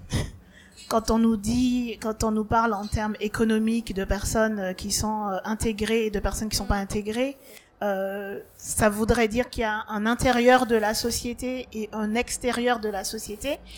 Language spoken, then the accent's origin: French; Martinique; moved away; j'ai grandi en Martinique et en Martinique on parle le créole.